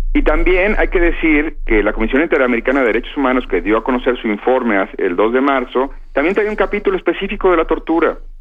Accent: Guadalajara, Jalisco, Mexico; Guadalajara, donde yo nací

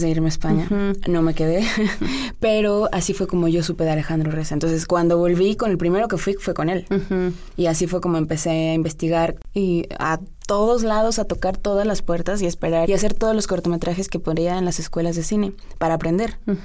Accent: Mexico; moved away

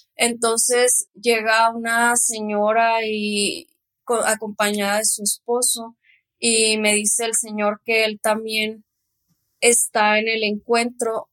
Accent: Cuauhtémoc, Chihuahua, Mexico; No, que de Cuauhtémoc, Chihuahua

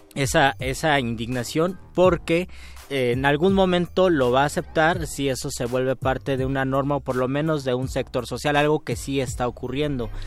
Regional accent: Mexico

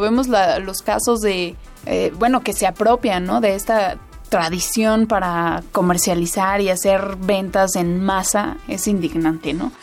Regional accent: Mexico; todos los mexicanos

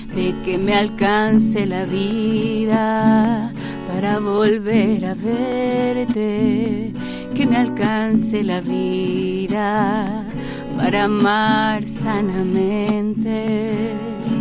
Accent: Xalapa, Veracruz, Mexico; also born or lived in Catemaco, Veracruz; now in Puebla, Mexico; Yo vengo de Veracruz, nací en un lugar que se llama Catemaco, Veracruz, Crecí eh, mi primera infancia en Jalapa, Veracruz

